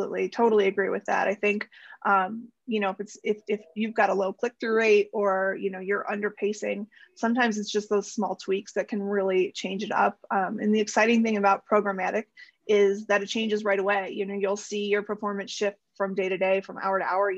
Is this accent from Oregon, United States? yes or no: no; Cleveland, Ohio, United States; moved away; I'm from Cleveland